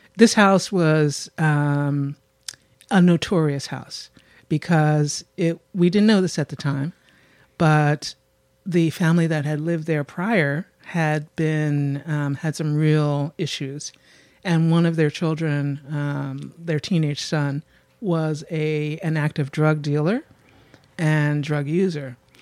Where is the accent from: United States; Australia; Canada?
United States; Philadelphia, Pennsylvania; I'm from Germantown, Mount Airy